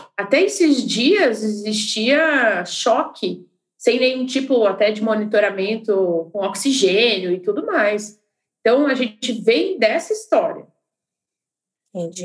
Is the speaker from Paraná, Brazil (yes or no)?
yes; Curitiba, Paraná, Brazil; now in Belo Horizonte, Brazil; eu sou curitibana, mas moro em BH